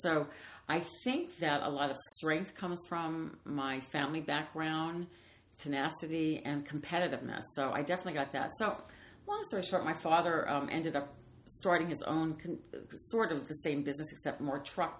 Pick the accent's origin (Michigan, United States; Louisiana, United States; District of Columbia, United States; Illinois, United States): Louisiana, United States; New Orleans; I always kid because I'm from New Orleans. So I'd say it was something in my mother's gumbo.